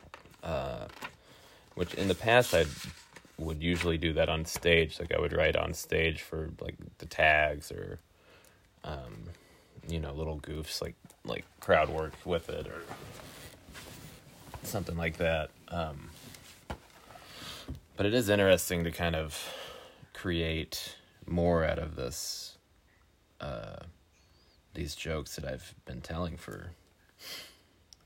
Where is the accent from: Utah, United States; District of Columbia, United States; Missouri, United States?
Missouri, United States; Weston; I have since moved back to Weston, Missouri, which is a suburb of Kansas City, in my hometown